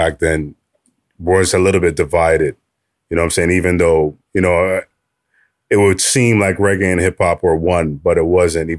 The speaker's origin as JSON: {"language": "English", "town": "Toronto", "region": "Ontario", "country": "Canada", "tie": "born or raised there", "said": "when I grew up in Flemington Park in the 80s, 90s"}